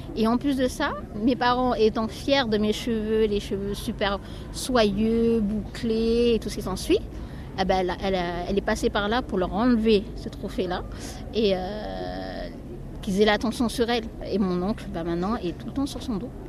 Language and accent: French; New Caledonia; moved away; je viens de la Nouvelle-Calédonie